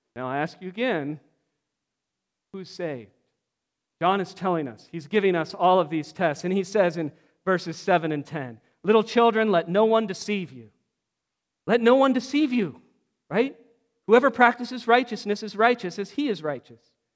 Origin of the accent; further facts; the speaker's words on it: Pacific Northwest, United States; I grew up in the Pacific Northwest